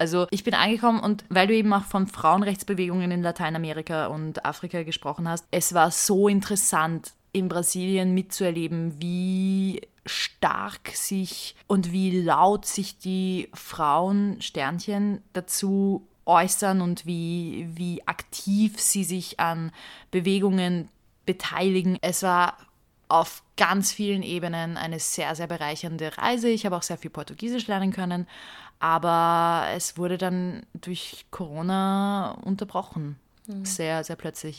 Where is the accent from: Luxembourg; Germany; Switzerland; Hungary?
Hungary; now in Vienna, Austria